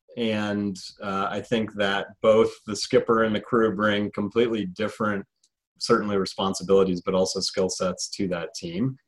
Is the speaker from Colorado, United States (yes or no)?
yes; Colorado, United States; I'm from Colorado originally born and raised.